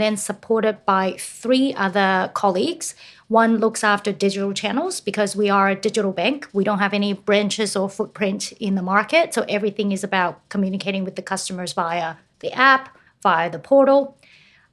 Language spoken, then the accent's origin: English; United States; moved away as an adult; now in Sydney, Australia; I grew up in the States